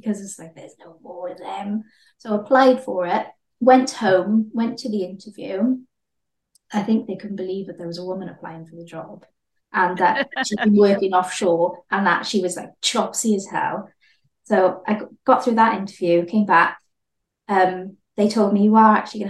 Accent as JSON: {"language": "English", "town": "Swansea", "region": "Wales", "country": "United Kingdom", "tie": "born or raised there", "also_born_or_lived": "Cardiff", "said": "I worked at a surf shop back home in Swansea, but I went to Cardiff, so I'd come home on the weekend"}